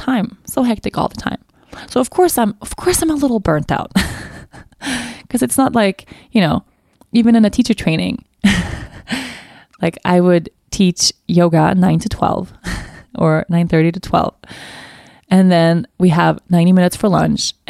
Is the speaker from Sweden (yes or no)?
yes; Sweden; I come from Sweden, but I've always been interested to know more about my ancestry.